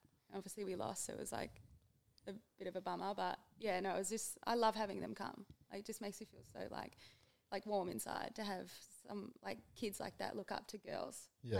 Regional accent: Melbourne, Victoria, Australia; we're flying to Melbourne. Like, that's my hometown.

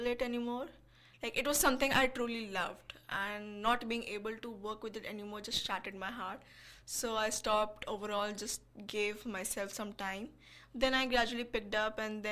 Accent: India; I'm from India

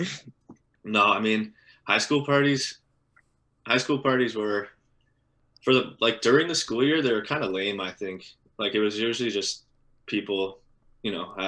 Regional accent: Canada; we're from Canada

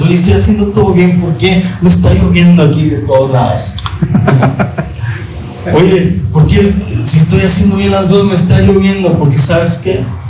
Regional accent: Monterrey, Nuevo León, Mexico; hay un orgullo de regios, ¿verdad? O yo me siento orgulloso de mi tierra

